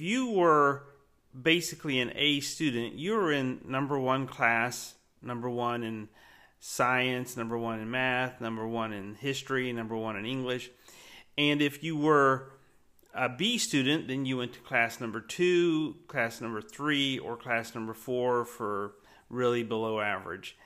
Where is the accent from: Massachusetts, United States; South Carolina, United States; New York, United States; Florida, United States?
Florida, United States; Winter Haven; growing up in Winter Haven, Florida